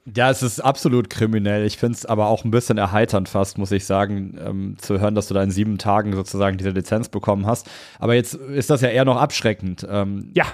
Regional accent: Cologne, North Rhine-Westphalia, Germany; Ich bin ursprünglich Kölner

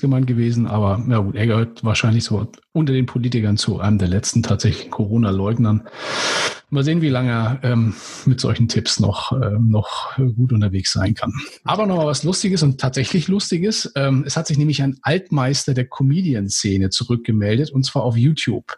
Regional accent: Northern Germany, Germany; als Norddeutscher

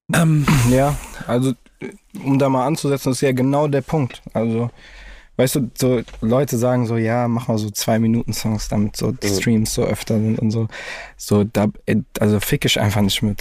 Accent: Frankfurt, Hesse, Germany; ich bin froh, dass ich in dieser Stadt aufgewachsen bin

